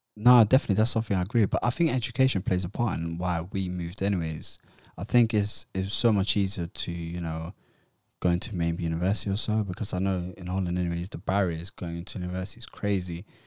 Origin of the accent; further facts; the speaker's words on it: Somalia; moved away; also born or lived in Utrecht, Netherlands / London, United Kingdom; I'm from Somalia